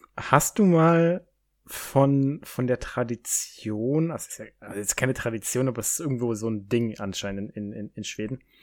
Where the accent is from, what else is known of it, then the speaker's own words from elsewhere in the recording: Baden-Württemberg, Germany; da, wo ich herkomme, so Baden-Württemberg